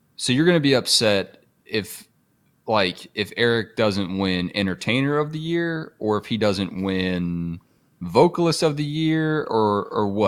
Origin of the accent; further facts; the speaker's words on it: Atlanta, Georgia, United States; I grew up in Metro Atlanta